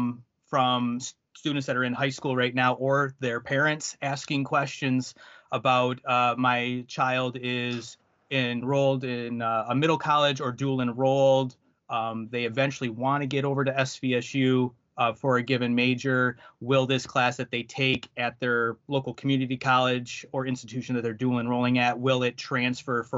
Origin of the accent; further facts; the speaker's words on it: the Thumb area of Michigan, United States; I am from the Thumb area of Michigan